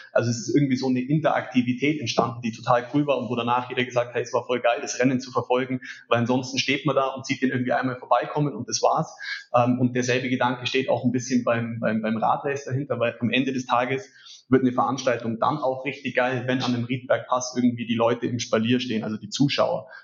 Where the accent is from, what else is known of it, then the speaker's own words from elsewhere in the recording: Allgäu, Germany; bei uns im Allgäu